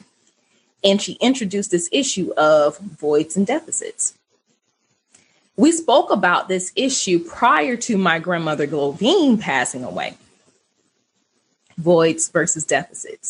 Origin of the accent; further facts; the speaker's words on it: Archer, Florida, United States; I grew up in Archer